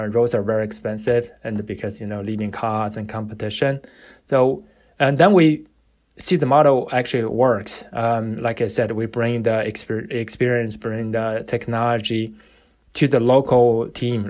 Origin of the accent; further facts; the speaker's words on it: China; also born or lived in Notre Dame / New York City; now in United States; I was born and raised in China